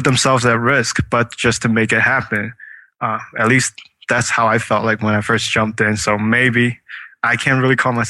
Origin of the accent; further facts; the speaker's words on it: China; moved away; I was born in China, so we're taught to eat everything that moves.